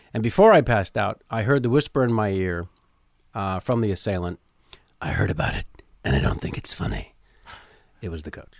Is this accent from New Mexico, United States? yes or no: no; San Jose, California, United States; also born or lived in San Francisco; I grew up, uh, I was born in the city. Uh, family moved to the promise of the suburbs of San Jose, an hour south